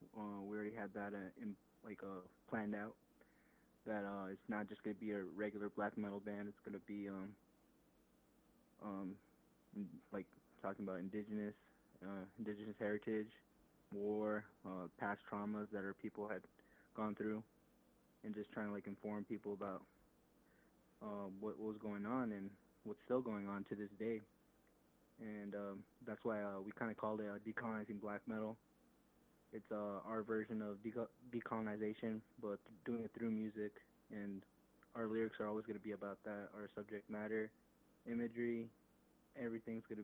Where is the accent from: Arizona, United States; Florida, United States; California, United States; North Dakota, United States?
Arizona, United States; Phoenix; I'm from Phoenix, Arizona